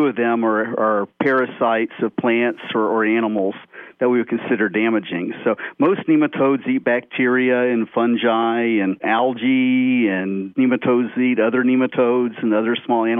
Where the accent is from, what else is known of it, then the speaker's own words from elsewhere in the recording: Florida, United States; I'm sixth generation from Florida